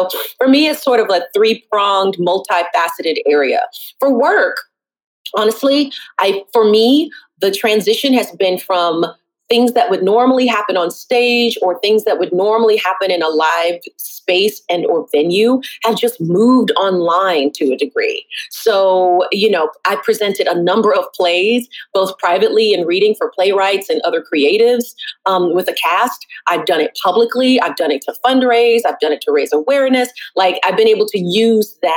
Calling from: Brooklyn, New York, United States

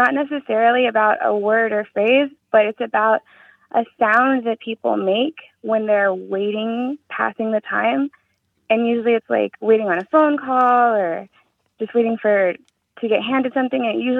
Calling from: San Antonio, Texas, United States; I'm calling from San Antonio, Texas.

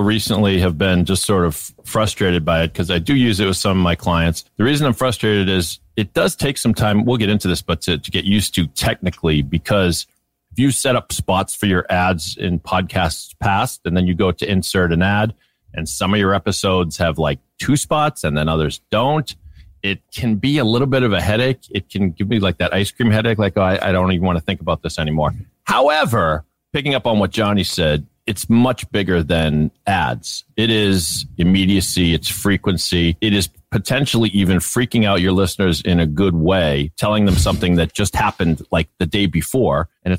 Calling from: Boston, Massachusetts, United States; Yeah, it's … in Boston. First time caller. … the Boston Podcast Network, producing podcasts here up in Boston, pod617.com.

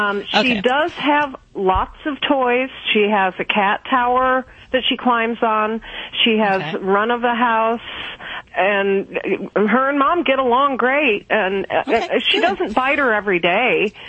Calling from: Kentucky, United States

